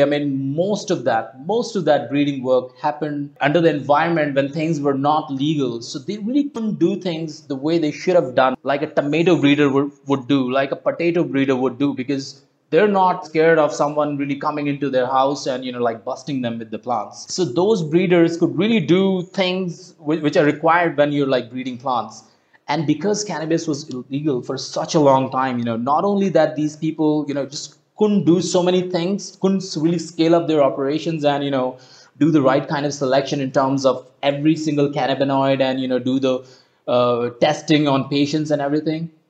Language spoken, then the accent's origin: English; Uttarakhand, India; my home state in uttarakhand